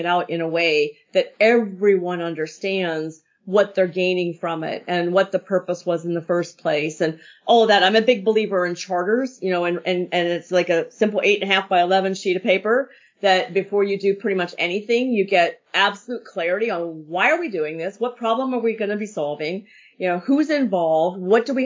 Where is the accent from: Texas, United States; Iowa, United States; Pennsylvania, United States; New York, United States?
Pennsylvania, United States; moved away; I was raised in Pennsylvania.